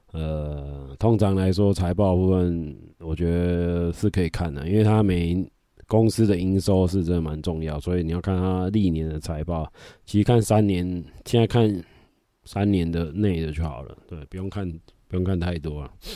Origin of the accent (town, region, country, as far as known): Taiwan